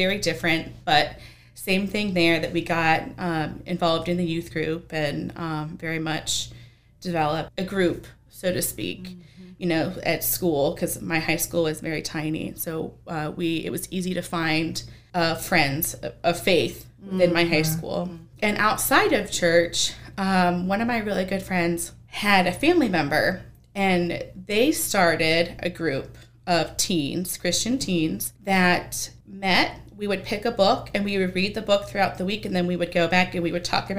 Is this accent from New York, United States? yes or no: yes; Bath, New York, United States; moved away; also born or lived in the Valley; even though I was born in New York